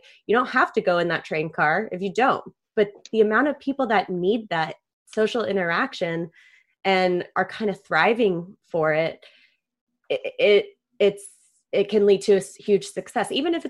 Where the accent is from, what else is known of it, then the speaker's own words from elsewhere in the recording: La Jolla, California, United States; growing up in La Jolla, it tends to be a little bit of a bubble.